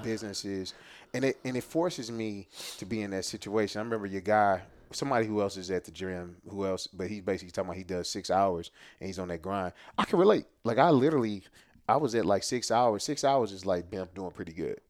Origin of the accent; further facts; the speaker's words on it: Jennings, Missouri, United States; I'm born and raised in Jennings, uh, J-Town for life